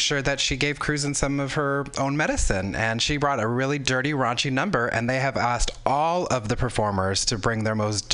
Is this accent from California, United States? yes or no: yes; Southern California, United States; I grew up in Southern California.